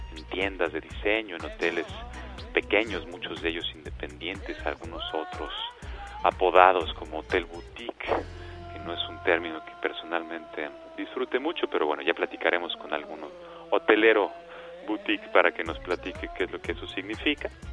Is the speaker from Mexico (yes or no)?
yes; Mexico